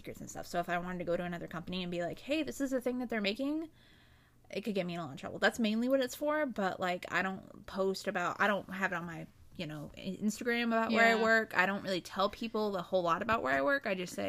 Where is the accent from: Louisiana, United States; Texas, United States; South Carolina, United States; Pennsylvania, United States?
South Carolina, United States; I've been born and bred in South Carolina my entire life.